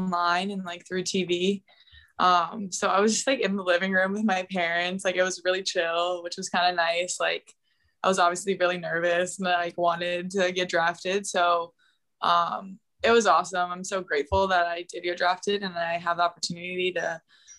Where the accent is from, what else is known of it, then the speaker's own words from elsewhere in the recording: Cleveland, Ohio, United States; moved away; also born or lived in North Carolina; I'm from Cleveland. I was born there.